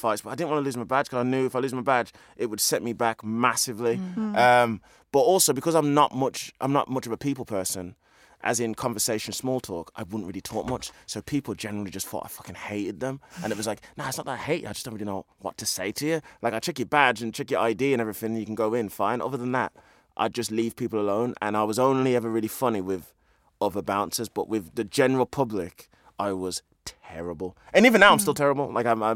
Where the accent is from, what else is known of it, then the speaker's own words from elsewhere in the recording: the Black Country, West Midlands, United Kingdom; I'm actually not from Birmingham. But I say Birmingham because it's less awkward for people, because I'm from the black country